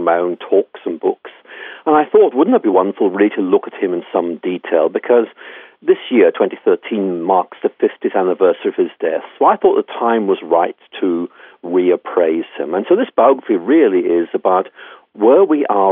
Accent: Ireland; I'm Irish myself

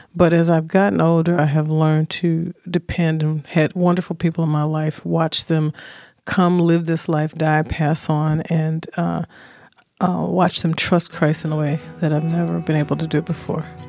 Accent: Chicago, Illinois, United States; also born or lived in Burlington, Iowa; I settled in Chicago on the South Side, and we began to move as, uh, things were changing ethnically in communities to a place called Inglewood

